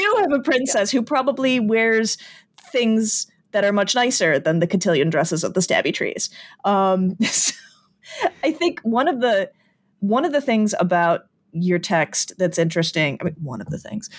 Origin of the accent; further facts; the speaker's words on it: Chicago, Illinois, United States; having grown up in the Chicagoland area